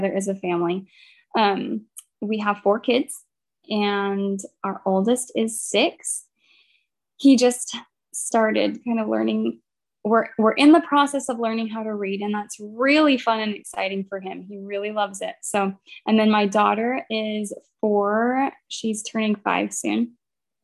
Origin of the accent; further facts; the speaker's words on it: Baton Rouge, Louisiana, United States; we're from Baton Rouge